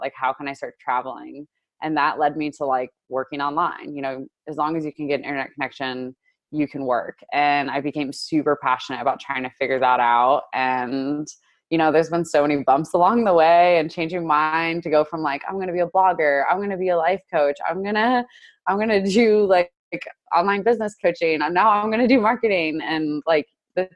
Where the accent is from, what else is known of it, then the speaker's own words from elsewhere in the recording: Indiana, United States; also born or lived in Chicago, Illinois; I grew up in Indiana. I was born in Chicago and I grew up in Indiana.